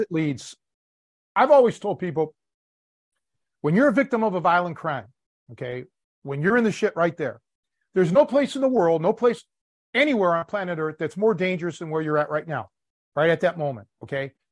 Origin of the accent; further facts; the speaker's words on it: Cleveland, Ohio, United States; moved away; growing up in Cleveland